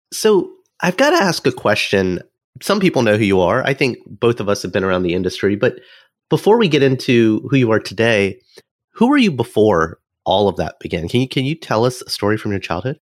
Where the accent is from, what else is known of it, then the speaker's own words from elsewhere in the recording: Alabama, United States; as an American who grew up in Alabama